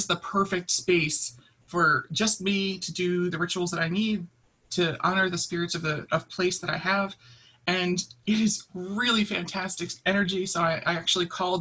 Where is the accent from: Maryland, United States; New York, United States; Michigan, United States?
Maryland, United States; Baltimore; I grew up in Baltimore, so I'm used to such a tight urban environment